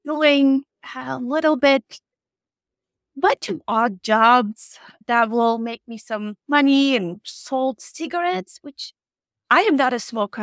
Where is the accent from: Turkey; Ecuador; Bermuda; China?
Turkey; English is a second language; moved away as an adult; I am originally from Turkey